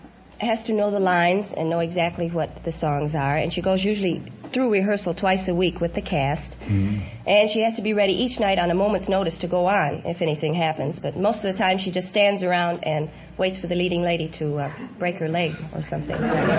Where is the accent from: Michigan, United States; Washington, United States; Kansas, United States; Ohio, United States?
Michigan, United States; Detroit; I'm from Detroit, Michigan.